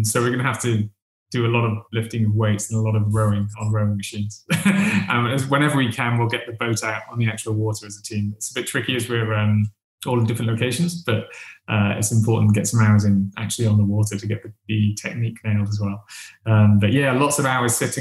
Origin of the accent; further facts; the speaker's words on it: Wales, United Kingdom; now in London, United Kingdom; I'm Welsh